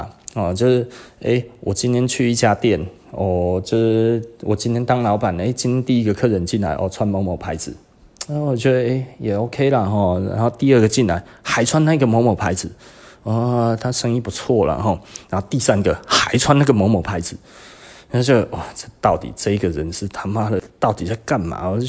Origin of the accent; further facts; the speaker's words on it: Taiwan; 我我们其实台湾人大概就是少了那一些，